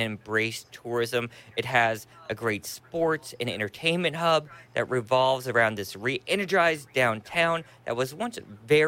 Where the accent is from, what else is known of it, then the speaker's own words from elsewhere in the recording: Murphysboro, Illinois, United States; now in Omaha, United States; Shawnee National Forest in Southern Illinois. My hometown right there in the middle of it. Murfreesboro, Illinois